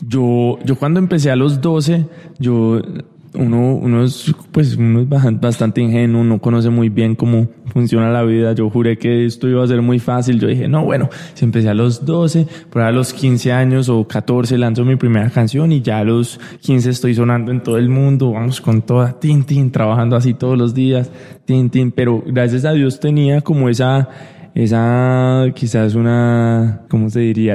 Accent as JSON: {"language": "Spanish", "town": "Miami", "region": "Florida", "country": "United States", "tie": "born or raised there", "also_born_or_lived": "Colombia", "said": "yo crecí en Miami toda mi vida"}